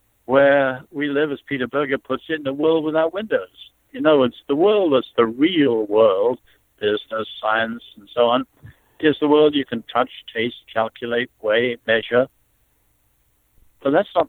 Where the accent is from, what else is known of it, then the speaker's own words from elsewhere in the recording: China; moved away; I was born in China